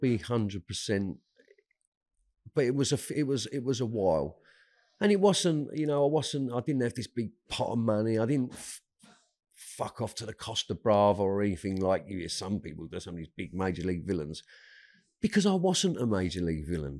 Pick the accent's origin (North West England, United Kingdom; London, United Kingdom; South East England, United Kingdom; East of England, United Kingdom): London, United Kingdom; I grew up in South East London, a place called Woolwich.